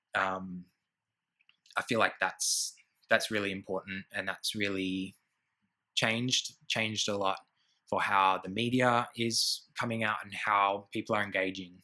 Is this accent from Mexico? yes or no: no; Gidgegannup, near Perth, Western Australia, Australia; now in Melbourne, Australia; I grew up in a small bush town called Gidjigana, and that's about an hour uh, um, east into the hills from Perth